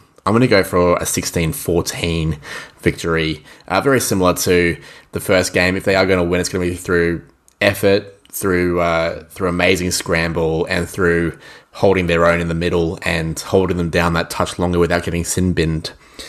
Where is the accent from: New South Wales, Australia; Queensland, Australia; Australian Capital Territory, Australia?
Queensland, Australia; I'm a little bit worried as a Queenslander.